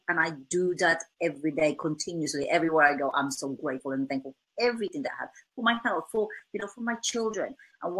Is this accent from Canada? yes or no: no; Philippines; English is a second language; now in England, United Kingdom